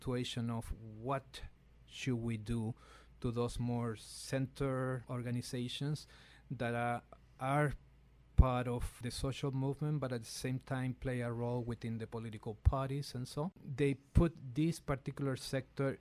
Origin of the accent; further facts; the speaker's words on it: Valparaíso, Chile; moved away; also in Valparaíso, one of is the main port in Chile, my hometown